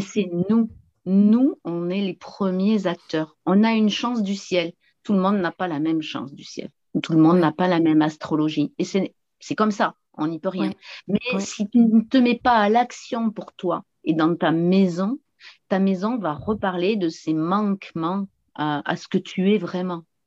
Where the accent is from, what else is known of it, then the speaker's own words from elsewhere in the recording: south-west France, France; accent: southern; je viens du sud-ouest de la France et euh, j'habite une petite commune au pied des, au pied des montagnes pyrénéennes, hein, juste à la frontière espagnole. Et voilà, dans un beau paysage magnifique. Et je suis non plus pas très loin de l'océan où je suis aujourd'hui, d'ailleurs, dans ma ville natale